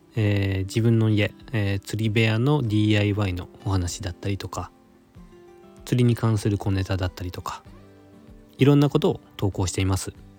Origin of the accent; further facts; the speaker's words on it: Nagasaki, Japan; now in Tokyo, Japan; 東京都在住で出身は長崎県です